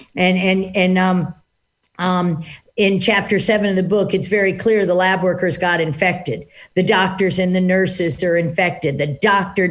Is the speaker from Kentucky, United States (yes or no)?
no; Washington, District of Columbia, United States; I grew up in Washington, D.C., and I'm an identical twin